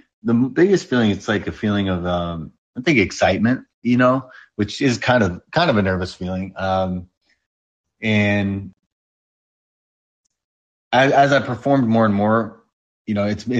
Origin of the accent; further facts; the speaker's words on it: New York, United States; I'm from New York